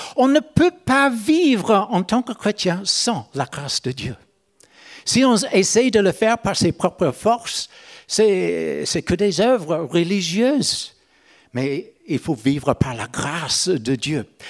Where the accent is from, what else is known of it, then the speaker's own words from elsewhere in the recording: Northern Ireland, United Kingdom; French is a second language; moved away as an adult; Moi, je suis né en Irlande du Nord. Mais à l'âge de 30 ans, j'ai changé de juridiction. J'ai allé dans la République de l'Irlande